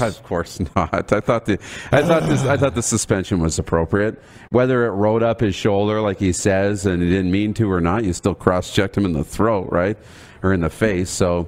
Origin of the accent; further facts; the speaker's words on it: Canada; as a Canadian